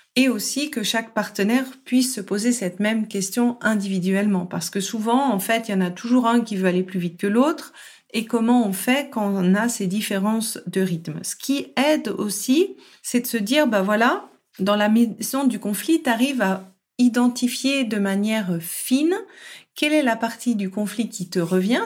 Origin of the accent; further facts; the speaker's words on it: France; je suis française à la base